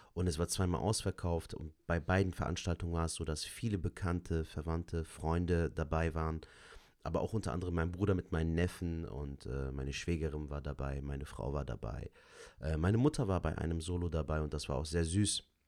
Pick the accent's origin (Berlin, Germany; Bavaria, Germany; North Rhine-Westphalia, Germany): North Rhine-Westphalia, Germany; Cologne; Köln ist so meine Heimat. Ich kann mir auch nicht vorstellen, hier wegzuziehen, weil ich bin hier geboren und aufgewachsen.